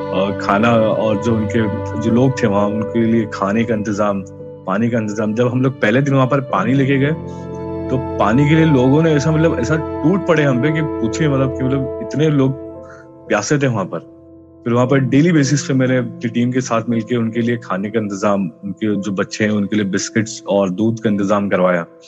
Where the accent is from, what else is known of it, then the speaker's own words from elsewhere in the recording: Mumbai, Maharashtra, India; मैं महाराष्ट्र मुंबई से हूँ और और मेरा बचपन एक बहुत ही कठिन स्थिति से गुजरा है